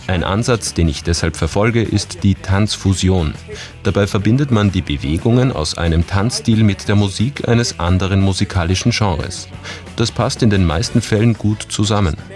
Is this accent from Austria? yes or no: no; China; born there; first language Cantonese; German is a second language; Ich bin in China geboren, aber meine Eltern kommen aus Hongkong und wir haben zu Hause nur Kantonesisch geredet.